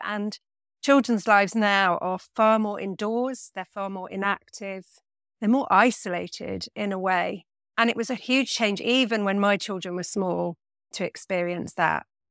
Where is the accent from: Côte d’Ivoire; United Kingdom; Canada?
United Kingdom; Nottingham, East Midlands; now in Bristol, United Kingdom; I grew up in Nottingham, in the middle of the city